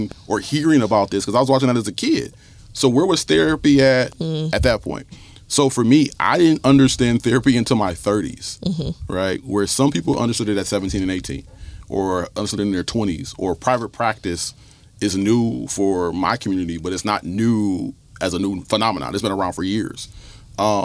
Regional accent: Toledo, Ohio, United States; I grew up in the North End for 22 years of my life. Stickney and Woodward was where my mom raised me.

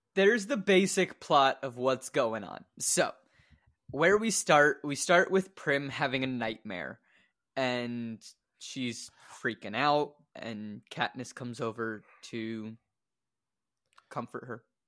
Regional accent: Louisville, Kentucky, United States; born or raised there

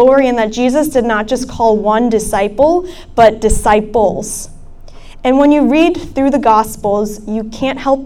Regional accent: Centreville, Virginia, United States; moved away as an adult; now in New Haven, United States; I am from Northern Virginia. I'm from Centerville

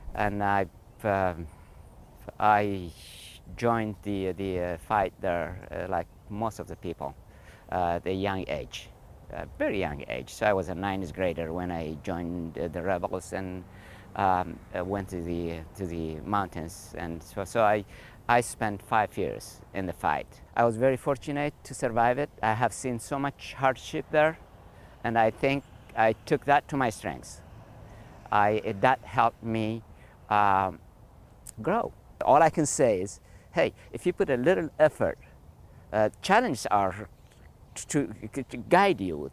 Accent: Eritrea; moved away; I am originally from Eritrea

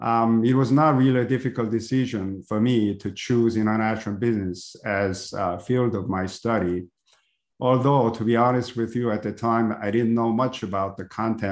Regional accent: Seoul, South Korea; English is a second language; moved away as an adult; also born or lived in Texas; now in United States; I was born in Seoul, Korea, a couple of years after the end of Korean War.

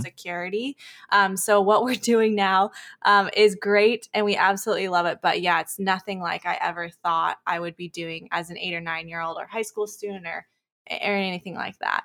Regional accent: Chico, California, United States; we live in Northern California in a small town called Chico. That's where I'm born and raised

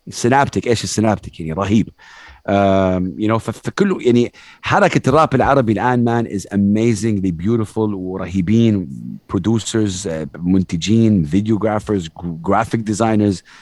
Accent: Saudi Arabia; ربيت في السعوديه تعلمت ثقافه الهيب هوب شويه ليت 2007

